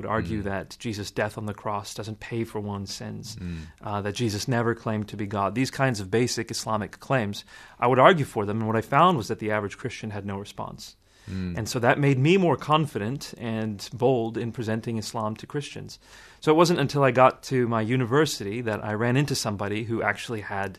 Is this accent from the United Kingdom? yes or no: yes; Scotland, United Kingdom; accent: Scottish; I got beat up for being a Pakistani Muslim kid with the Scottish accent.